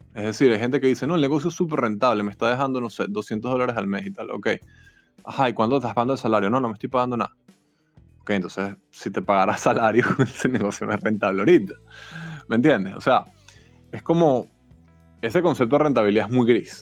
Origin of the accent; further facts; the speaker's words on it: Caracas, Capital District, Venezuela; moved away as an adult; now in Mexico City, Mexico; yo soy de Caracas, llegué hace tres meses